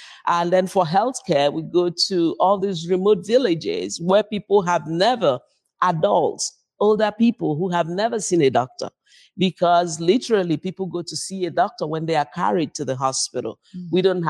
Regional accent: Nigeria; now in United States; We're originally from Nigeria.

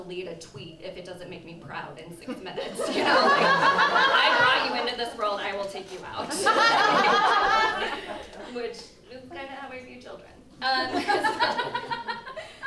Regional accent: Indiana, United States; I grew up in Indiana

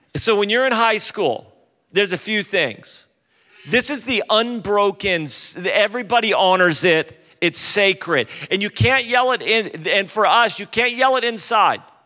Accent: California, United States; I'm from California

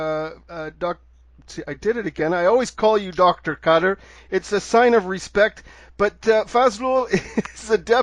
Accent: Canada; now in Mexico; I'm a Canadian

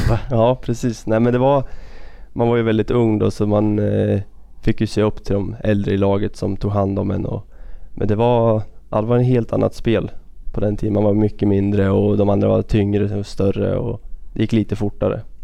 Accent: Örebro County, Sweden; Vi bor i en liten by tre mil därifrån. Det var där jag växte upp

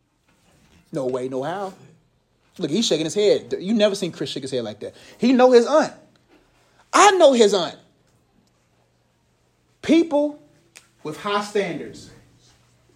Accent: Nigeria; now in United States; I'm Nigerian

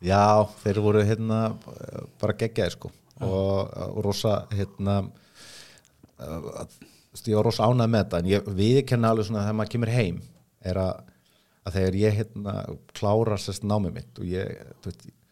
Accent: Reykjavík, Capital Region, Iceland; ég er fættur uppalinn í Vestabæk

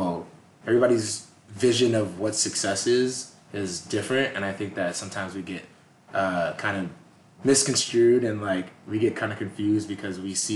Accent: Boston, Massachusetts, United States; also born or lived in Tampa, Florida; now in Los Angeles, United States; I was born and raised in Massachusetts

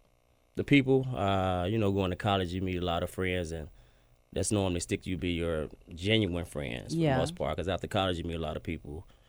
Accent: Fairley, Tennessee, United States; moved away as an adult; also born or lived in Kansas / Jackson / Houston, Texas; now in Memphis, United States; I'm from Fairley. I moved to Kansas and Jackson playing baseball and eventually played ball at Texas Southern in Houston. Stayed down there 16 years.

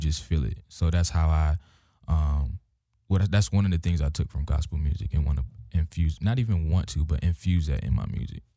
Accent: Hampton, Virginia, United States; moved away; I'm from Virginia, uh, Hampton, Virginia, seven five seven.

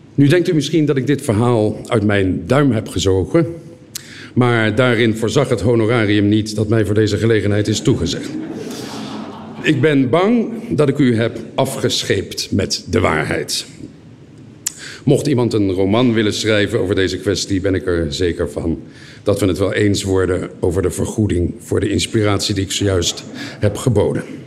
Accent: Leiden, South Holland, Netherlands; moved away as an adult; now in Genoa, Italy; Ik kom ook uit Leiden en woon nu tien jaar in Genua.

